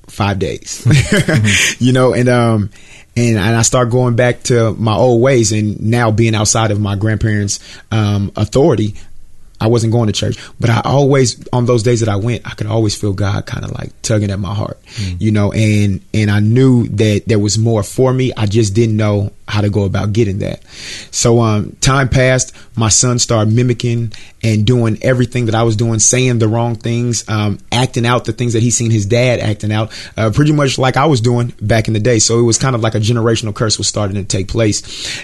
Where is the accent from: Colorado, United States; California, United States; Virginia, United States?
California, United States; Richmond; I'm from Richmond, California, which is in Northern California, San Francisco Bay Area.